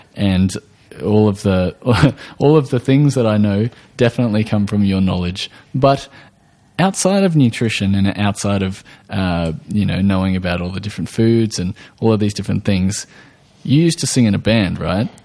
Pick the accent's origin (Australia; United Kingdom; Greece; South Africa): Australia